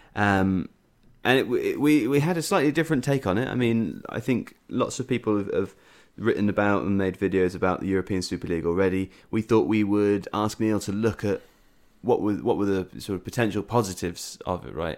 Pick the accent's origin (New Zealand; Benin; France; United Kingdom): United Kingdom; England; as an English person